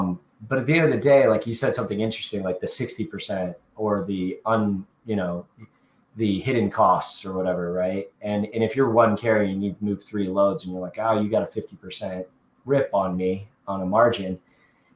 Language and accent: English; Kansas City, United States; Kansas City, my hometown